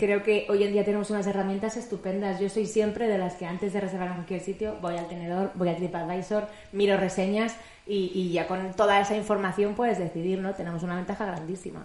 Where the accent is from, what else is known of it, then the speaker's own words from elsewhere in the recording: Madrid, Community of Madrid, Spain; De Madrid